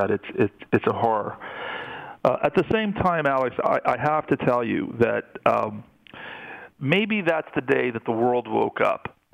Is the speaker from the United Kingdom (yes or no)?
no; Canada; that's perfectly fine with me as a Canadian citizen, as a taxpayer, as a person who believes he has a good moral compass.